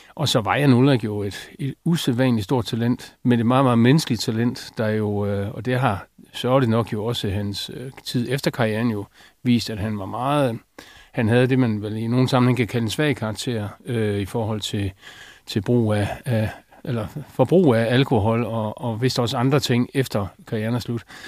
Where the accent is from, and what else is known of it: Denmark